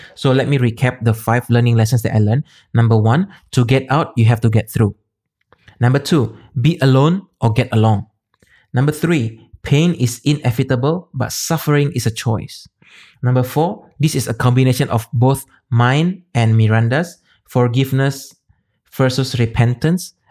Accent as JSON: {"language": "English", "town": "Medan", "region": "North Sumatra", "country": "Indonesia", "tie": "born or raised there", "also_born_or_lived": "Singapore", "moved": "as an adult", "said": "I'm from Medan, Indonesia"}